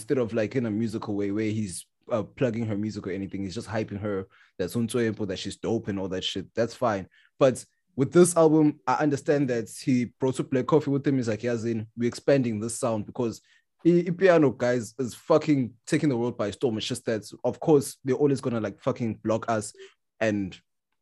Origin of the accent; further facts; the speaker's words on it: Durban, KwaZulu-Natal, South Africa; a South African from Durban, because we grew up with Deep House